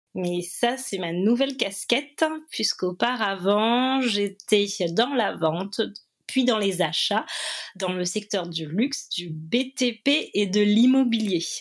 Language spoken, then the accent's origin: French; Réunion; moved away as an adult; also born or lived in China / Paris, France; J'ai quitté la Réunion en août 2012 et je suis rentrée euh, le 15 mai 2022.